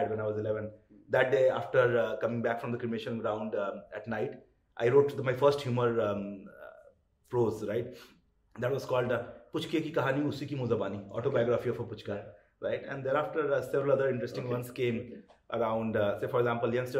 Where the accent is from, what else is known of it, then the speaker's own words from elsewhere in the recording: Kolkata, West Bengal, India; moved away; I grew up in Calcutta